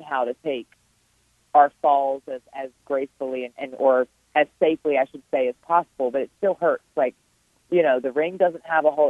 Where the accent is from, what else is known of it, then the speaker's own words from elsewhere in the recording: Richmond, Virginia, United States; it's here in my hometown. It's a, it's in my backyard